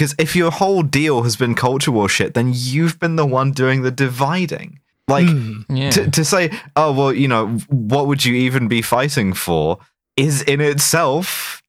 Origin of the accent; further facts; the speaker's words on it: United Kingdom; In the event of all-out war with Russia, I think my bit as a British citizen is to get, like, scattered across a fairly wide area fairly quickly.